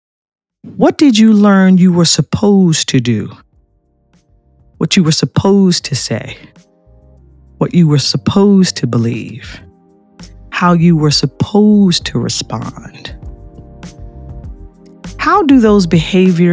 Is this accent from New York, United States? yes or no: yes; New York, United States; I was raised in the North, in New York